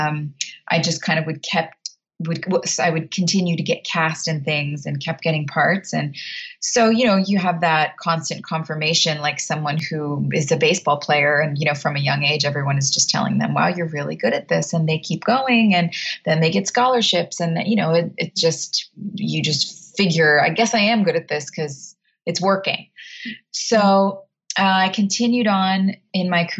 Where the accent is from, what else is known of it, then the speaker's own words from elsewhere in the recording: United States; also born or lived in Texas / New Jersey; I grew up in Texas and New Jersey